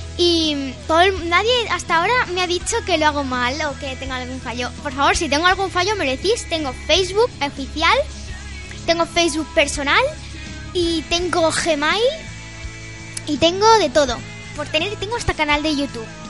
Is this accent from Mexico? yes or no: no; Almería, Andalusia, Spain; now in Calvià, Spain; mi pueblo, que es Almería